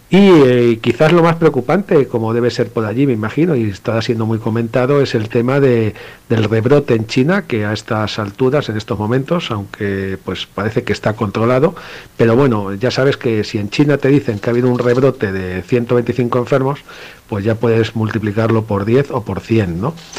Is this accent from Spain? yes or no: yes; Spain; aquí en España